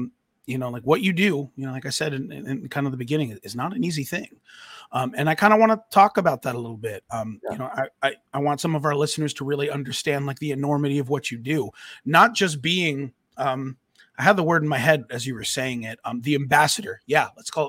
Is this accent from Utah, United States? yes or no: no; New York, United States; You know, I grew up on Long Island with him.